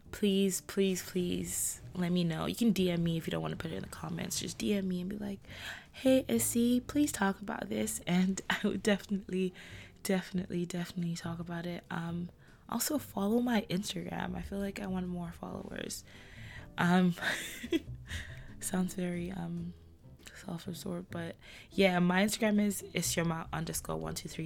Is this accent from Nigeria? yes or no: yes; Nigeria; I'm Nigerian with a Nigerian passport.